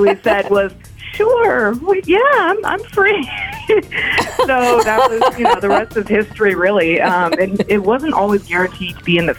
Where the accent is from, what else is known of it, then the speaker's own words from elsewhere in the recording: Los Angeles, California, United States; also born or lived in Princeton; I grew up, was born and raised in Los Angeles